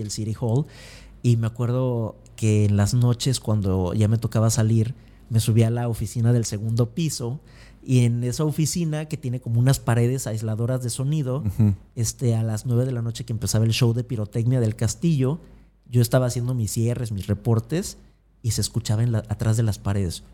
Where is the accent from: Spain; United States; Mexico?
Mexico; Acapulco, Guerrero; moved away as an adult; yo soy de Acapulco, de una familia promedio, de clase media baja, que vivía en la Progreso